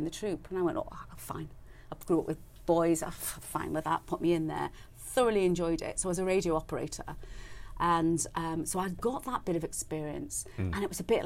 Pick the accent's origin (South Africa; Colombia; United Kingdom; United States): United Kingdom; Chester, North West England; I grew up in Chester, which was a garrison town at the time.